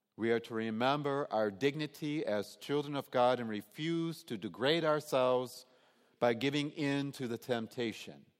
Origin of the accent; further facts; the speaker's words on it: Detroit, Michigan, United States; growing up in Detroit